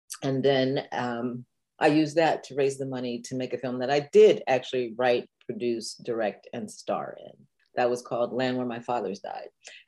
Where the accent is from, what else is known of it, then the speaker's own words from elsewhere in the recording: Dayton, Ohio, United States; except that we had a lot of funk music coming out of Dayton when I was a kid. So I always say that I grew up in Funky Town, USA.